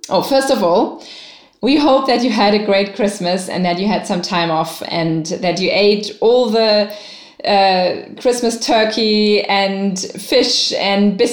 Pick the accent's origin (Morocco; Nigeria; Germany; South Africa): Germany; now in Dubai, United Arab Emirates; I am from Germany, but I live in Dubai.